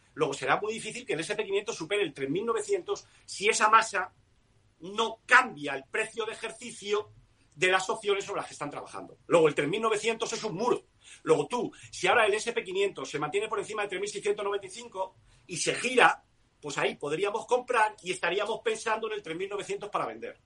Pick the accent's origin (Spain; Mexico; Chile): Spain; yo soy español